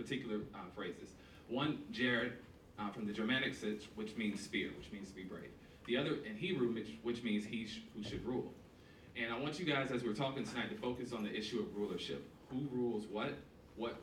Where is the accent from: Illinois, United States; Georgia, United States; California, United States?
Georgia, United States; Decatur; I grew up in Atlanta. I grew up in East Atlanta, specifically Decatur